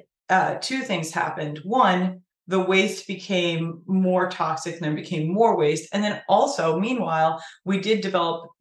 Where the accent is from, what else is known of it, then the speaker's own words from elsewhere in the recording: Sturbridge, Massachusetts, United States; I actually live in the same town that I grew up in Sturbridge, Massachusetts.